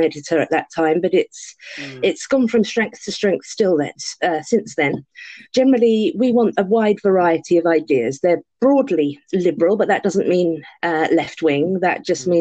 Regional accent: London, United Kingdom; I'm a Londoner, so I say Ario.

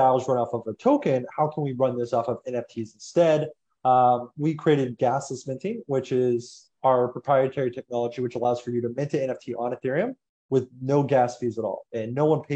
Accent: United States; I'm American

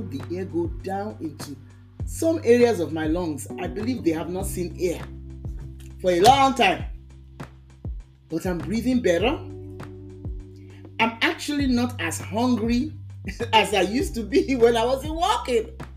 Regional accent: Lagos, Nigeria; moved away as an adult; now in United States; when I was walking the streets of Lagos, Nigeria, catching the bus

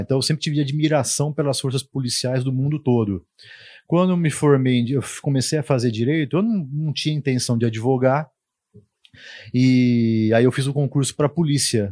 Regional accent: Tupã, São Paulo, Brazil; accent: caipira; moved away as an adult; now in Marília, Brazil; eu, minhas irmãs, nascemos em Tupã, a gente foi criado em Tupã

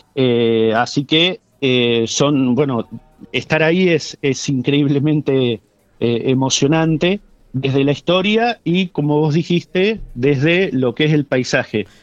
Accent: San Carlos de Bariloche, Río Negro, Argentina; mi, lugar de origen, soy nativo de Bariloche

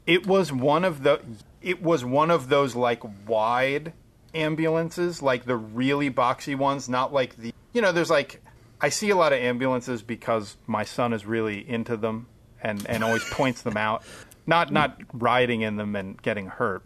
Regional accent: Pennsylvania, United States; also born or lived in Allentown; we're all from Pennsylvania

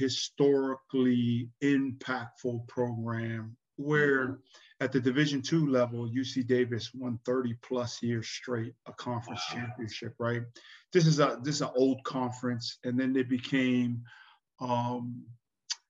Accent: Tonga; now in Hawaii, United States; I was born in Tonga, and then my wife was born here

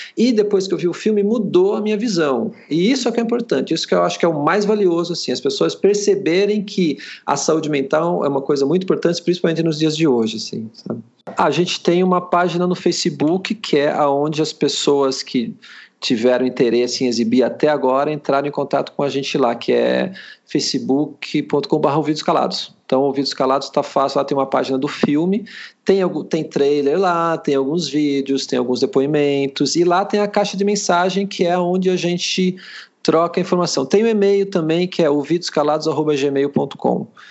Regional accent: Sorocaba, São Paulo, Brazil; eu, eu, sou de Sorocaba, estou morando em Sorocaba, apesar já, já ter morado em outros lugares

